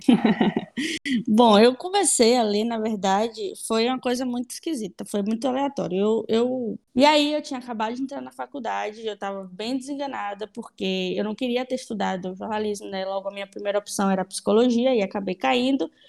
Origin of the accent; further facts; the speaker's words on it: Salvador, Bahia, Brazil; also born or lived in Madrid; tenho 27 anos, sou de Salvador, Bahia, sou jornalista